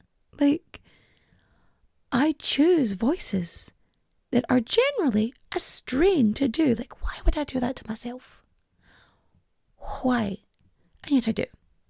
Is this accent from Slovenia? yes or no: no; Ulster, Ireland; Like, I'm from Donegal. I have lived in Donegal the majority of my life. I grew up here. I speak Irish, poorly, but I speak it.